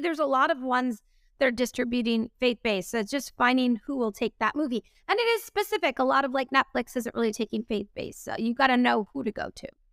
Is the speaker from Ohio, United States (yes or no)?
no; Boston, Massachusetts, United States; moved away; We shot that in my hometown